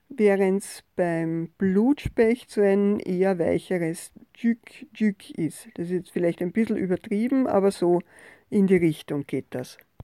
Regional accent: Austria; bei uns in Österreich und auch in Wien

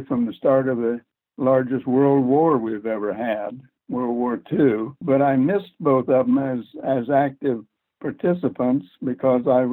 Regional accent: Ohio, United States; I grew up in Ohio, the home of course, Roy Rogers.

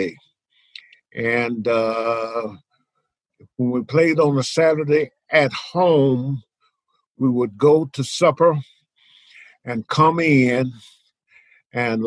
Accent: Little Rock, Arkansas, United States; our mascot coming out of Little Rock

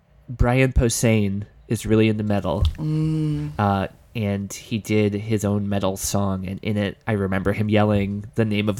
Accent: an hour outside of Buffalo, New York, United States; I grew up an hour outside of Buffalo, and I was a young child when those four Super Bowls in a row happened

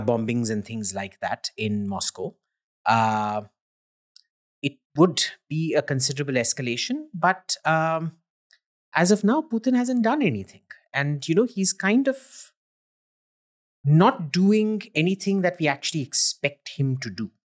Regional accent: India; I'm an Indian

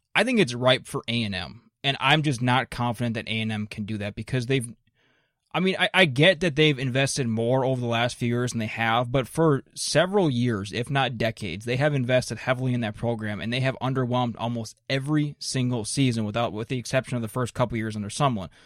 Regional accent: Minnesota, United States; I grew up in Minnesota

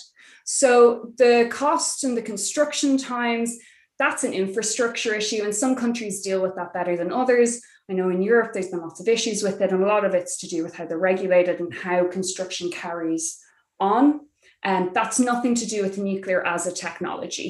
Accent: Ireland; We, in Ireland

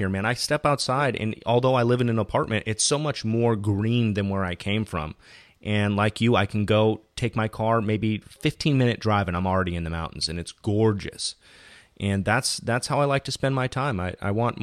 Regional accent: Fountain Valley, California, United States; I'm from Southern California, specifically Fountain Valley, which is adjacent to Huntington Beach

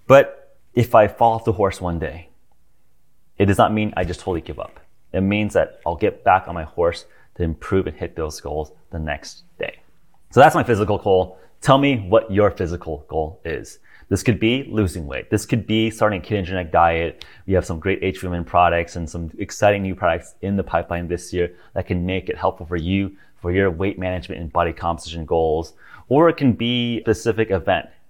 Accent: United States; I'm American, I'm also a citizen of Earth

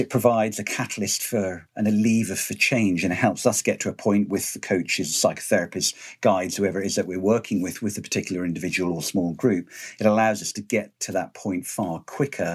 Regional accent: Highlands of Scotland, United Kingdom; growing up in the Highlands of Scotland

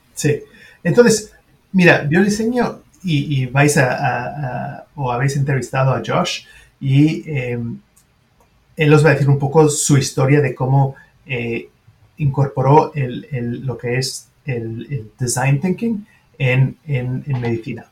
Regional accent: France; first language French; Spanish is a second language; also born or lived in Switzerland; now in United States; Una en Francia, obviamente es, mi lengua materna

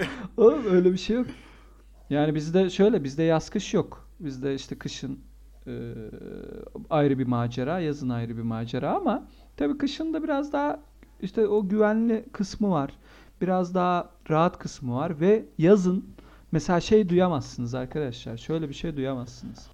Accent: Antakya, Hatay, Turkey; also born or lived in Adana; now in Ankara, Turkey; Ben şimdi, e, Antakya'da büyüdüm. E, Adanalıyım

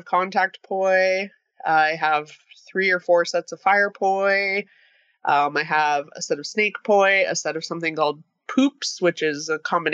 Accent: Calgary, Alberta, Canada; moved away as an adult; now in Toronto, Canada; I live in Toronto and I'm originally from Calgary

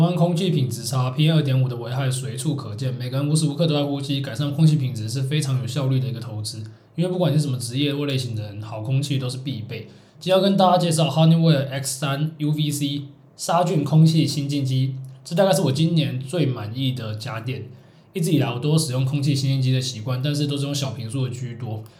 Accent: southern Taiwan, Taiwan; now in Taipei, Taiwan; 我是北漂嘛，诶，我们都是北漂。对，我们都是南部人。我是竹漂

